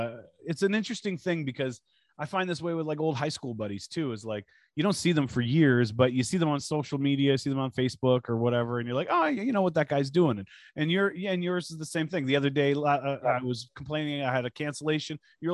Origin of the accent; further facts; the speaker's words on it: Toronto, Ontario, Canada; I grew up at Pape and Danforth